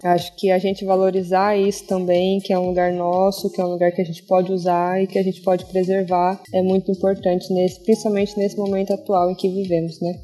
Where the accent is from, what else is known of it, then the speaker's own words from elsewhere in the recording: Guaratinguetá, São Paulo, Brazil; now in Natal, Brazil; Nasci em Guaratinguetá, atualmente moro em Natal, é, no Rio Grande do Norte